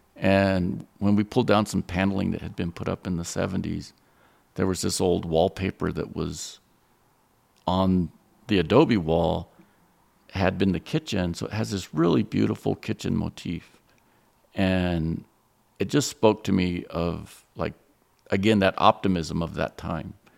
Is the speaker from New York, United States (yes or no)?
no; Roswell, New Mexico, United States; Growing up in Roswell, I had an overload of seeing Peter Hurd